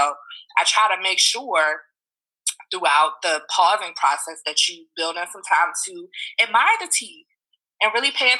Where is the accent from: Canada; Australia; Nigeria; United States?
United States; Richmond, Virginia; now in Washington, D.C., United States; those sunny Saturdays in my hometown of Richmond